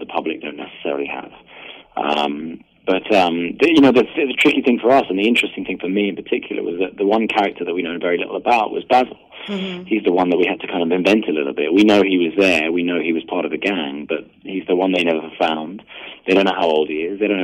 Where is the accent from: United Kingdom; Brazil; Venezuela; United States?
United Kingdom; I'm British